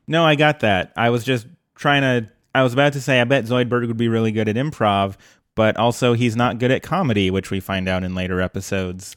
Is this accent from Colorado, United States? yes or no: yes; Colorado, United States; now in Portland, United States; growing up in Colorado